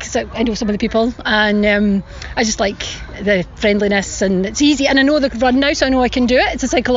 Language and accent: English; Scotland, United Kingdom; now in New Zealand; I am Scottish.